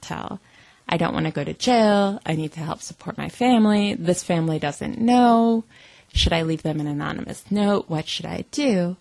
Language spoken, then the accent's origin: English; United States; as an American